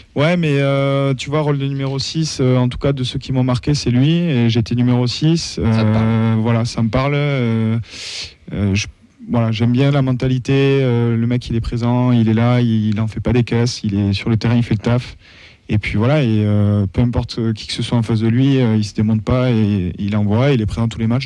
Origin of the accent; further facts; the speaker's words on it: Toulouse, Occitania, France; je suis né à Toulouse